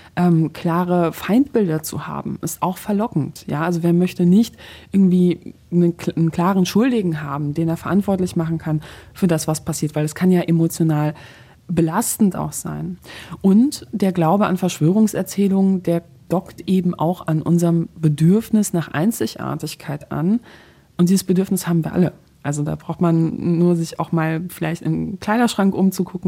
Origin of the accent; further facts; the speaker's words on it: Poland; moved away; ich gebürtige Polin bin